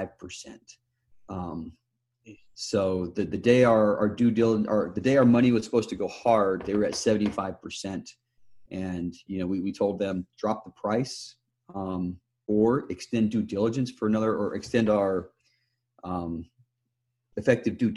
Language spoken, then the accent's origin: English; Utah, United States; moved away as an adult; also born or lived in Chile; born and raised in Utah. Haven't lived there since